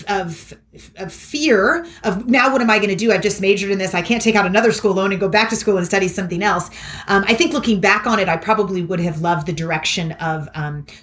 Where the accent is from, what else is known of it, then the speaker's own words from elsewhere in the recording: Kentucky, United States; moved away as an adult; also born or lived in Philadelphia / New York City; a really well-rounded and loving childhood growing up in Kentucky